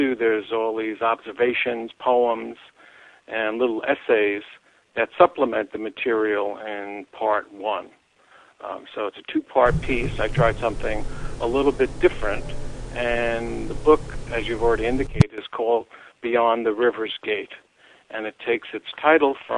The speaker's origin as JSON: {"language": "English", "town": "New York City", "region": "New York", "country": "United States", "tie": "born or raised there", "said": "I grew up in New York City"}